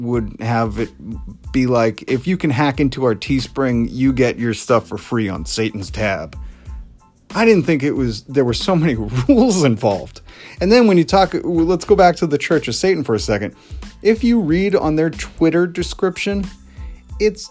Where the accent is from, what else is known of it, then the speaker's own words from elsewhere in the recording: Salem area, Massachusetts, United States; they're here in my hometown. They're right down the street in Salem